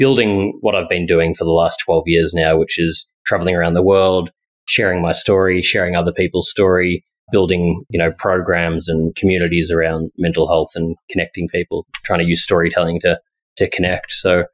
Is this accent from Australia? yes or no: yes; Australia; moved away as an adult; now in New York, United States; I'm from Australia. I've been living in New York for about 3 years now.